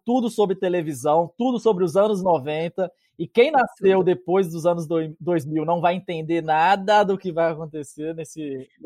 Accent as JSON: {"language": "Portuguese", "region": "interior of Minas Gerais", "country": "Brazil", "moved": "yes", "lives_now": "Canada", "said": "eu e o Júnior, nós somos do interior de Minas"}